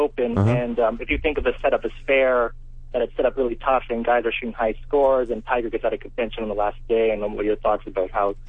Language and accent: English; Canada; I'm Canadian